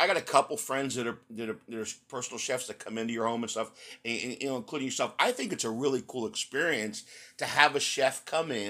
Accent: outside of Philadelphia, Pennsylvania, United States; also born or lived in Texas; I grew up outside of Philly.

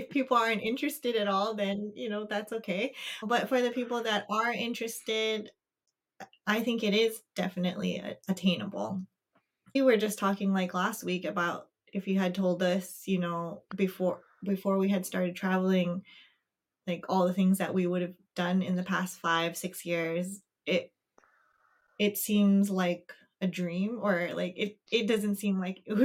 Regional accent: United States; moved away as an adult; now in New Zealand; we're from America

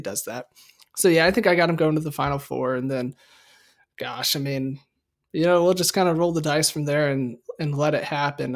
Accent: Midwest, United States; us Midwesterners, I understand and I didn't until kinda recently, but it's come to my attention that we, we put S's on things

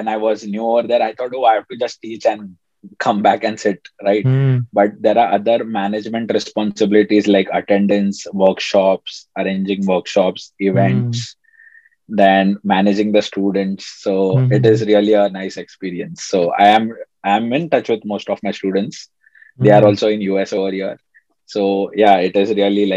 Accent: Mumbai, Maharashtra, India; moved away as an adult; now in Rochester, United States; I come from Bombay. So, you know, like Bombay is pretty crowded.

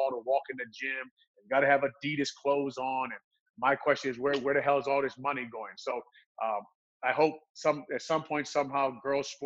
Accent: Hawaii, United States; now in Illinois, United States; He's my best friend I grew up with in Hawaii.

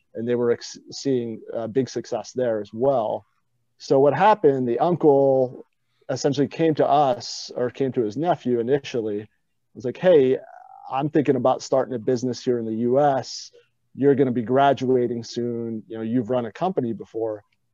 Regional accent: Atlantic City, New Jersey, United States; I grew up in Atlantic City

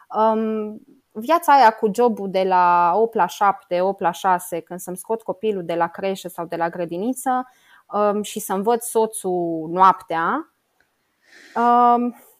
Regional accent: Romania; moved away as an adult; also born or lived in Luxembourg; sunt româncă

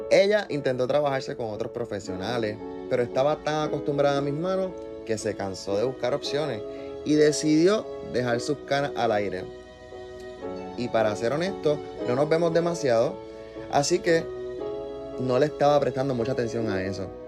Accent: Canóvanas, Puerto Rico; Yo de Canóvanas.

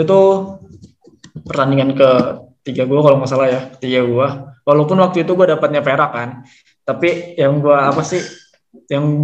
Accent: Bogor, West Java, Indonesia; nah kebetulan dari gua dari Kabupaten Bogor yang bisa ngelain Kabupaten Barung Barat tuh cuma satu orang

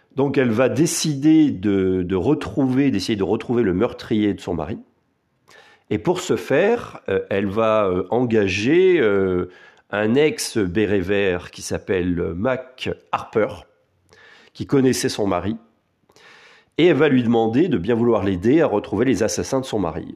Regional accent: France; Chez nous, en France

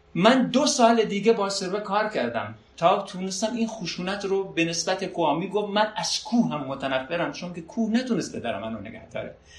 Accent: Sardasht, West Azerbaijan, Iran; من سردش نقطه صفر مرزیه از عراق

